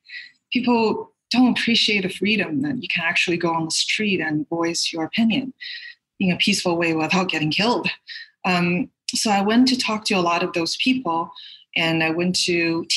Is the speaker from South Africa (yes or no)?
no; Canada; now in United States; I'm a Canadian actress. I live in the States right now.